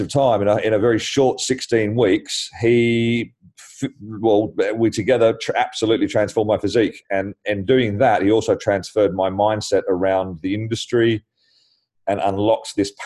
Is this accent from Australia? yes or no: yes; Australia; now in London, United Kingdom; being Australian